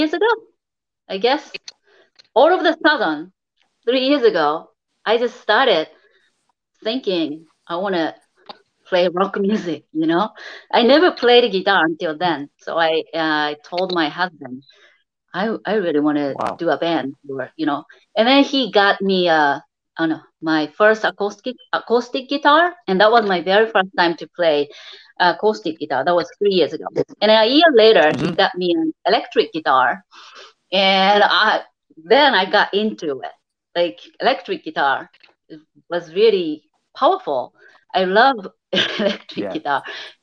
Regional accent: Japan; moved away; I'm actually from Japan

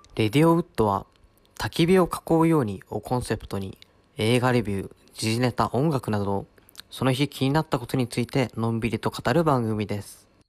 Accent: Mount Apoi area, Hokkaido, Japan; 僕の一応こう、まあ、生まれ育った場所なんで

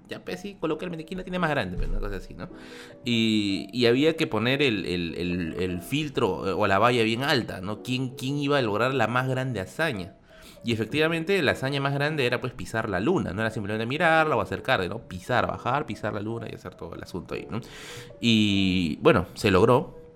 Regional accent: Peru

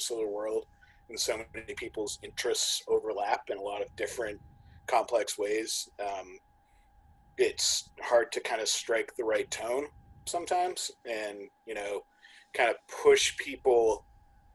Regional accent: Sandwich, Massachusetts, United States; my hometown just built a new course called Oak Crest Cove in Sandwich, Mass

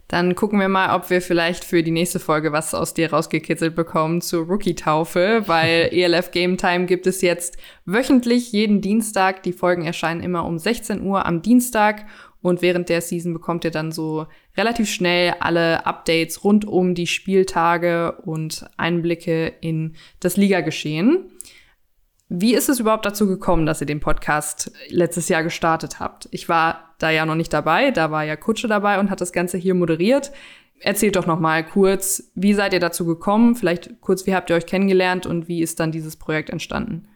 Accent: Cologne, North Rhine-Westphalia, Germany; als Kölner

